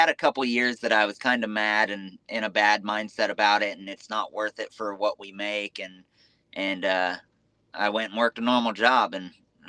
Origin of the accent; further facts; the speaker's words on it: West Coast, United States; We grew up in the West Coast, very, I want to say very poor.